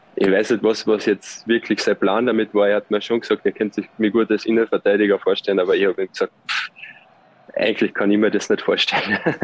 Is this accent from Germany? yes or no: no; Austria; moved away as an adult; now in Switzerland; so oft bekommst du als Österreicher nicht die Chance, in der Schweiz Fußball zu spielen